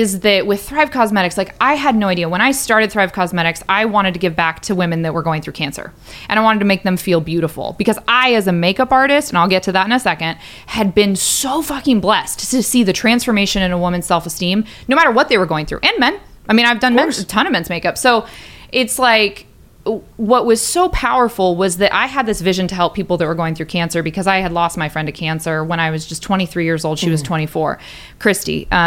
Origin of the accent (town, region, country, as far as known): Port Susan Middle School, Washington, United States; born or raised there